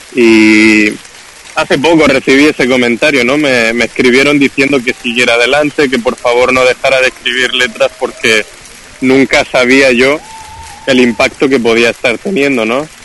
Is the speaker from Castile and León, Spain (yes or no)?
no; Murcia, Region of Murcia, Spain; en Murcia, la ciudad de donde yo soy